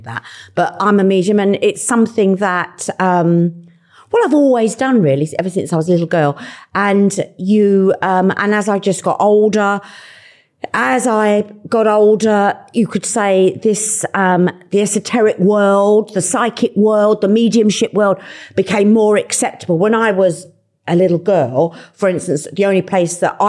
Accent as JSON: {"language": "English", "region": "London", "country": "United Kingdom", "tie": "born or raised there", "said": "And I'm a Londoner. I was born and brought up in Fulham."}